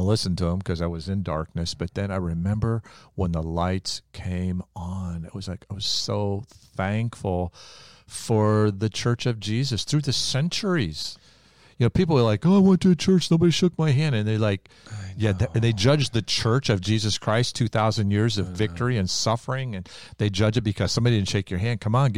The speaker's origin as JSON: {"language": "English", "region": "the Bible Belt", "country": "United States", "said": "I came from the Bible Belt."}